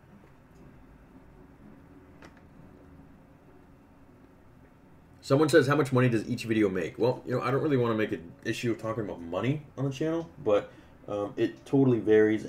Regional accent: Canada; I'm Canadian

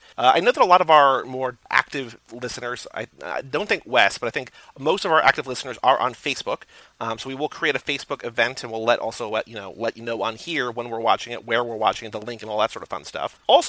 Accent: Iowa, United States; Growing up in Iowa, I didn't have In-N-Out or Whataburger, but I've tried both since.

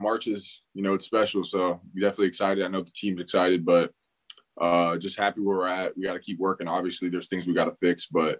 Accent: Pembroke Pines, Florida, United States; No, actually I'm from South Florida. So I'm from Pembroke Pines, which is in South Florida. It's, it's by Fort Lauderdale, not too far from like Fort Lauderdale, all that area around there, but I'm from Pembroke Pines. So I was born and raised there until I was about like 8 or 9.

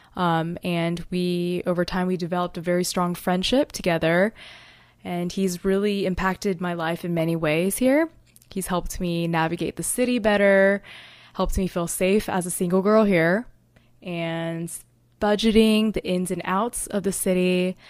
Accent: Fayetteville, North Carolina, United States; moved away as an adult; also born or lived in Texas; now in New York City, United States; I was born in Texas, but I was raised in Fayetteville, North Carolina.

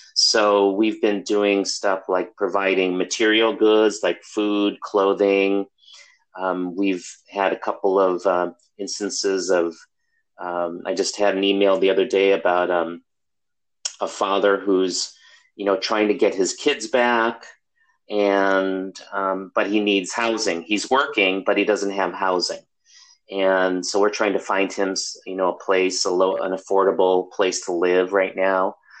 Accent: Chicago, Illinois, United States; moved away as an adult; also born or lived in Milwaukee, Wisconsin; now in California, United States; I grew up in Chicago

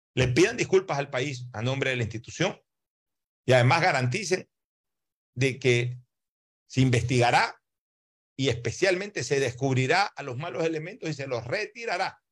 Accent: Ecuador; somos los ecuatorianos

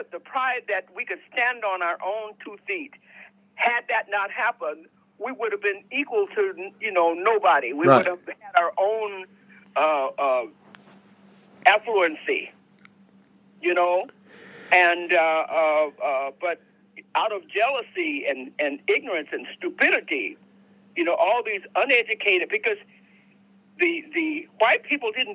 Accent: Wetumka, Oklahoma, United States; moved away; also born or lived in Japan / Korea / Richmond, California / San Francisco; I was born in Oklahoma, but I wasn't born in Tulsa, but I was born in Wetumpka.

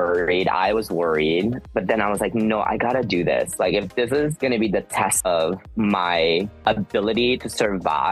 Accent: Seattle, Washington, United States; moved away as an adult; also born or lived in Philippines / New York City; now in Los Angeles, United States; So in Seattle, I immigrated there from the Philippines back in 1994. And then I went to, you know, primary school, middle school, and then I went to high school there

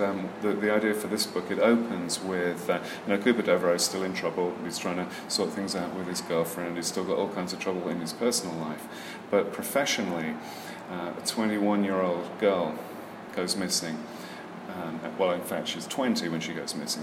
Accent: Birmingham, West Midlands, United Kingdom; I'm actually from Birmingham, England.

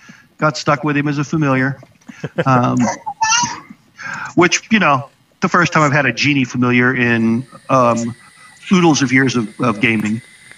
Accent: George Lucas's hometown, another speaker adds Marin County, California, United States; that's my hometown, is George Lucas's hometown.

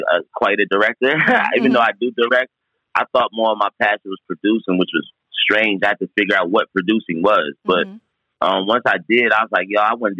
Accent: Delaware, United States; also born or lived in New York; I was born in New York, but I would move to Delaware when I was a year and a half. So okay. I was raised in Delaware

